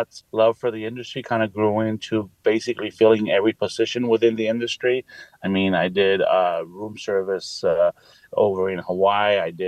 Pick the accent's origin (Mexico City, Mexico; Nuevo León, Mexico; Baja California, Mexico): Mexico City, Mexico; Both the chef and I, we're from Mexico City, and we grew up around tacos, and we have a deep love for them.